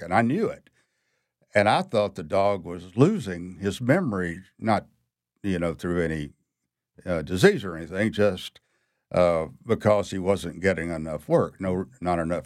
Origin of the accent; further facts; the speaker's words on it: Mississippi, United States; moved away as an adult; now in New Orleans, United States; I was born in Mississippi